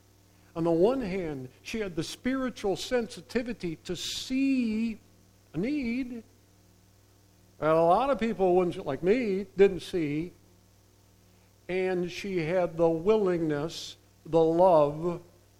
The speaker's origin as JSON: {"language": "English", "area": "southeast of Zeeland", "region": "Michigan", "country": "United States", "tie": "born or raised there", "said": "I grew up in Drent Christian Reformed Church, southeast of Zealand"}